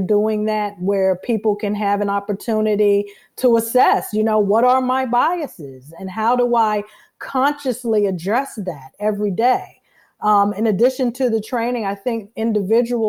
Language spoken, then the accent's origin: English; Fort Washington, Maryland, United States; I am from Fort Washington, Maryland, which is in Prince George's County, Maryland